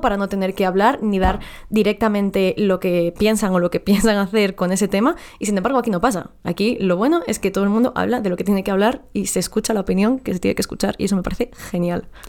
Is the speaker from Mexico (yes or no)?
yes; Mexico; now in Madrid, Spain; yo no nací aquí